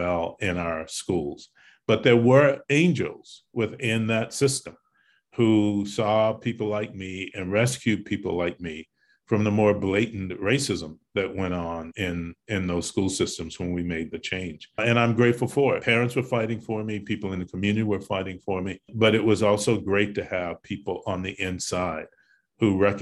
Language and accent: English; North Carolina, United States; born or raised there; accent: Southern; now in New York, United States